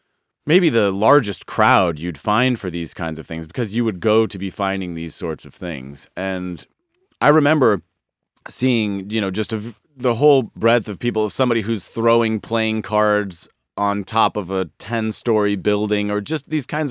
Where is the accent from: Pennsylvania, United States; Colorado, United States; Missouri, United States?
Colorado, United States; Denver; I'm originally from Denver, Colorado.